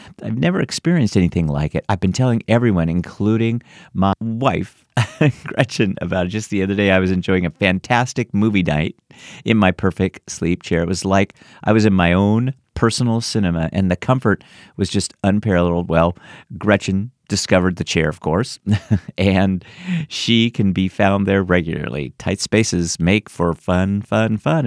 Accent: San Francisco, California, United States; now in Washington, D.C. area, United States; I was born in San Francisco and lived there for many years before moving here to the DC area.

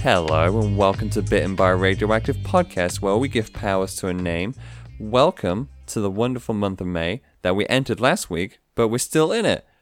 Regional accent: United Kingdom; being a Brit

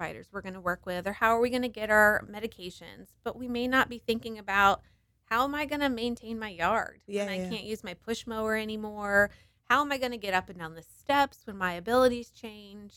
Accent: Virginia Beach, Virginia, United States; also born or lived in Richmond, Virginia; I grew up in Virginia Beach

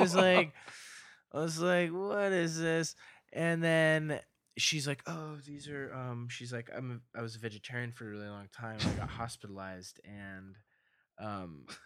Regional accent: Denver, Colorado, United States; moved away as an adult; also born or lived in Boulder, Colorado; now in Los Angeles, United States; I was born in Denver, raised in the suburbs

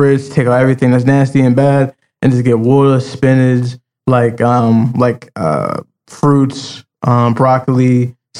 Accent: Roselle, United States; growing up in Roselle

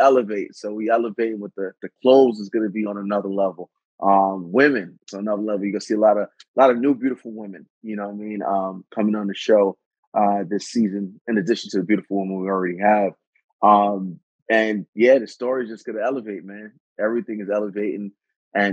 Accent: New York City, New York, United States; now in Los Angeles, United States; I'm from Brooklyn

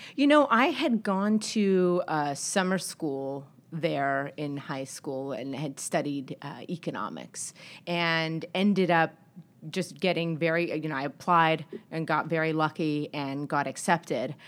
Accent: El Paso, Texas, United States; now in Boston, United States; I grew up in El Paso, Texas

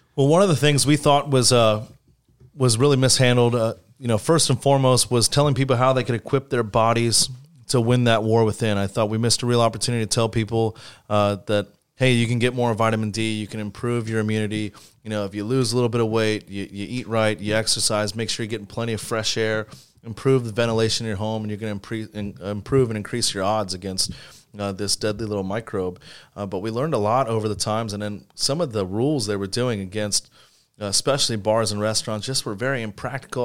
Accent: St. Petersburg, Florida, United States; running for mayor of my hometown

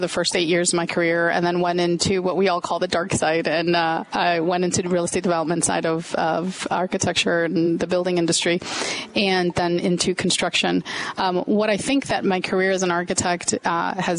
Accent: Melrose Park, Illinois, United States; I grew up in Melrose Park in the western suburbs.

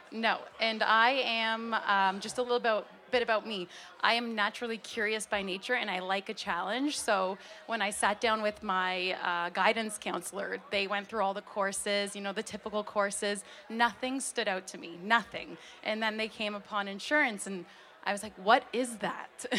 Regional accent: Hamilton, Ontario, Canada; I was born and raised in Hamilton Mountain area

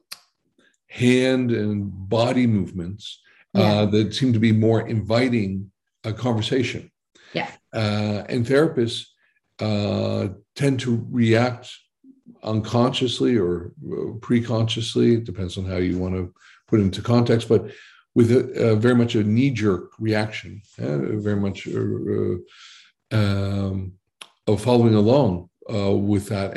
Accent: Boston, Massachusetts, United States; moved away as an adult; also born or lived in New Jersey; now in Netherlands; I was born in New Jersey, but I was pretty much born and bred in Boston, mm-hmm. uh, Massachusetts.

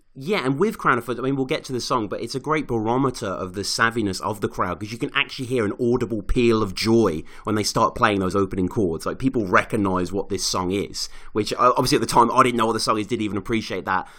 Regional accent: Birmingham, West Midlands, United Kingdom; I was living in my hometown of Birmingham

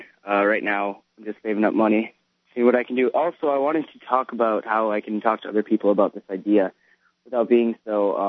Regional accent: Wisconsin, United States; I'm also from Wisconsin, not like Pam, though.

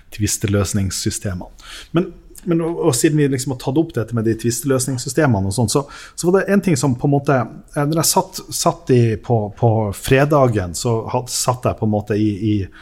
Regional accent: Lofoten, Nordland, Norway; also born or lived in Tysfjord / Vesterålen; Vi har vokst opp med en identitet om at mm. vi er nå fra Lofoten

